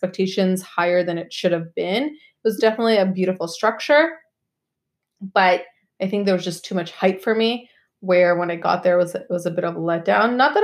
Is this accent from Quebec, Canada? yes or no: yes; Montreal, Quebec, Canada; I was born in Montreal